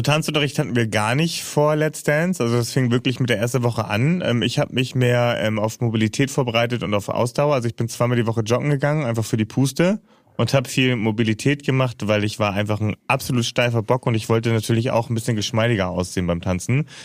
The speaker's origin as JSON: {"language": "German", "region": "Hamburg", "country": "Germany", "tie": "born or raised there", "said": "wer das Airbuswerk kennt in Finkenwerder in Hamburg, äh, da bin ich groß geworden"}